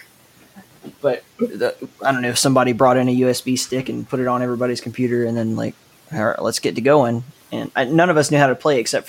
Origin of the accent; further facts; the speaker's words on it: Alabama, United States; a dummy from Alabama growing up